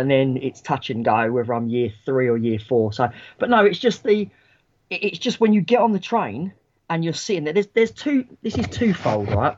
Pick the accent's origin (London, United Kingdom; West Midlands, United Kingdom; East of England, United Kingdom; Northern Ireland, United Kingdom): London, United Kingdom; moved away as an adult; now in Kent, United Kingdom; I was born and raised in London, so I still work up that way.